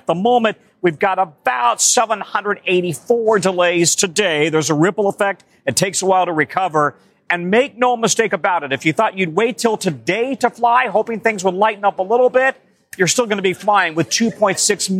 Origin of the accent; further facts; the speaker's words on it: Denver, Colorado, United States; Speaking of Denver, my hometown